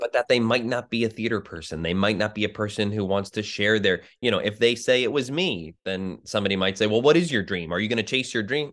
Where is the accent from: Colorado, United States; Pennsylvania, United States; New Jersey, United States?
New Jersey, United States; I grew up in New Jersey